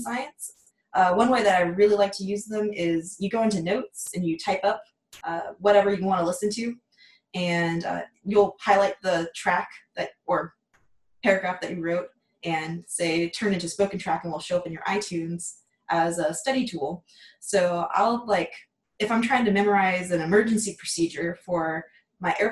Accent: Washington, District of Columbia, United States; also born or lived in Dallas, Texas; now in Waco, United States; I was born in Dallas and I grew up in the Washington, D.C. area.

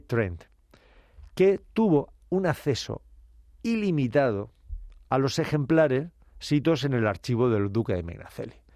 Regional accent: Region of Murcia, Spain; en mi tierra murciana

